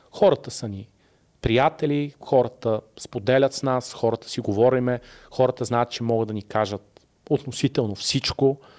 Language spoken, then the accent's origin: Bulgarian; Sofia, Sofia City, Bulgaria; И ти си казваш, не, бе, аз съм от София, ама съм голямото село, нали?